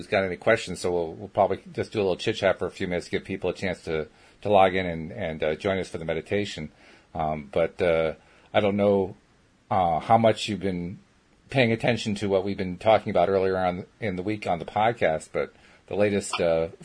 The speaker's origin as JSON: {"language": "English", "town": "Schenectady", "region": "New York", "country": "United States", "tie": "born or raised there", "said": "I grew up in Schenectady, New York"}